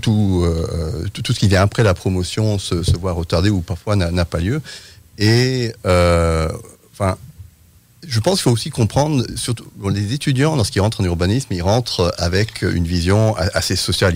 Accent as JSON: {"language": "French", "country": "France", "tie": "born or raised there", "said": "je suis euh, britannique, mais j'ai grandi en France."}